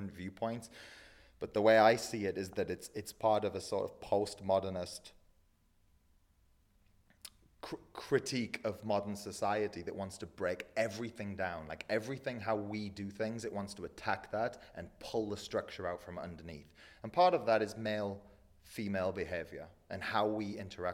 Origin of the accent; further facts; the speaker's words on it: England, United Kingdom; moved away; I grew up in England